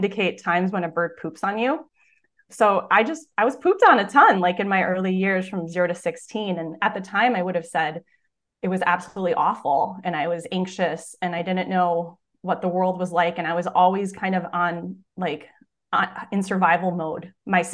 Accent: just outside of Milwaukee, Wisconsin, United States; I'm originally from Wisconsin, just outside of Milwaukee

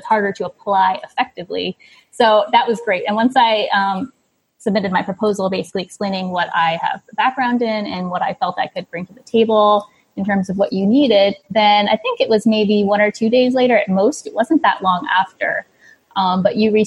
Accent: New York, United States; moved away as an adult; now in Cambodia; I'm a New Yorker, but I moved over here about a decade ago

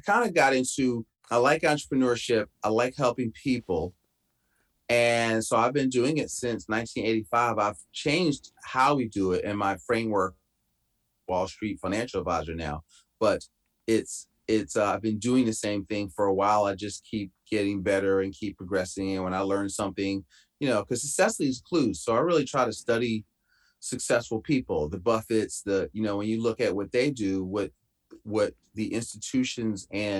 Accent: Philadelphia, Pennsylvania, United States; moved away as an adult; I'm from Philadelphia. So I grew up in Philly, went to school in Boston 2 years

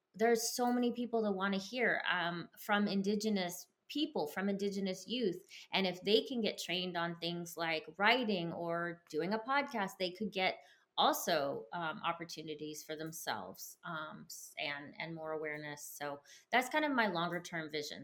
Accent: United States; I grew up somewhat poor in America

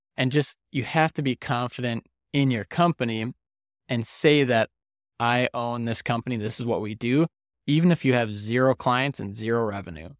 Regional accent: Detroit Lakes, Minnesota, United States; now in Arizona, United States; Detroit Lakes, Minnesota, which is where the, where the money's going and is my hometown

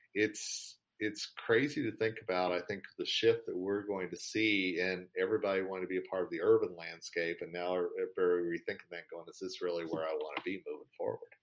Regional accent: United States; me as an American

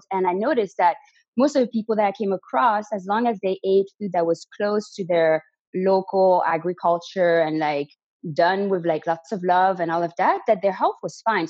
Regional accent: Belgium; first language French; English is a second language; moved away as an adult; also born or lived in Canada; now in Spain; If you can hear an accent, it's because originally I'm from Belgium. So my first language is actually French, but I moved to Canada when I was 18

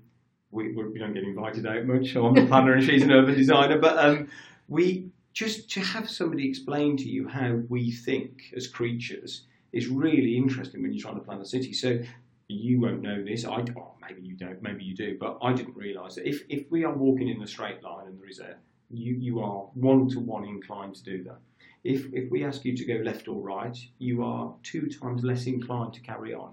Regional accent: Birmingham, West Midlands, United Kingdom; now in Coventry, United Kingdom; I'm a Brummie

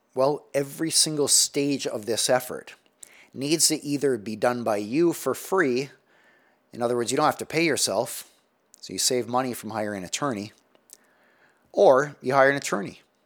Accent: United States; as American society

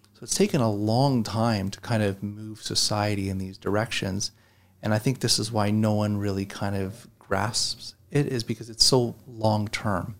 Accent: Canada; growing up in Canada, we watched the U S news

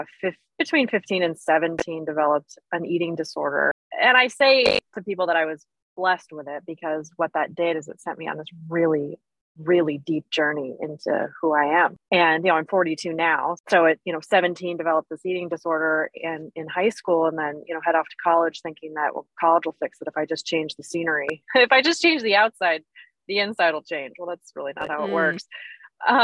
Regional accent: Vermont, United States; moved away as an adult; also born or lived in New York; I grew up in Vermont, just a, you know, small town farm kid, and then went to undergrad, you know, and just, we had a little homestead, right? It's like we raised our own chickens and we had a garden and that kind of stuff.

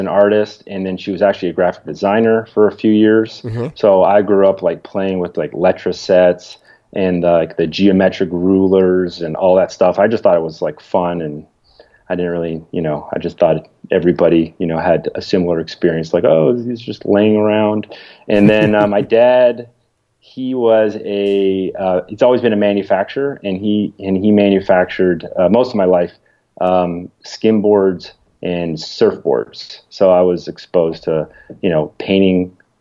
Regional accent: Toronto, Ontario, Canada; now in Atlanta, United States; I'm from Toronto

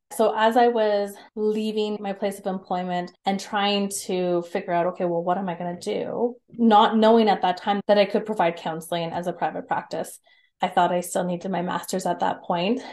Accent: Calgary, Alberta, Canada; also born or lived in Lethbridge; I grew up in Calgary and surrounding areas. So I've always been in Alberta.

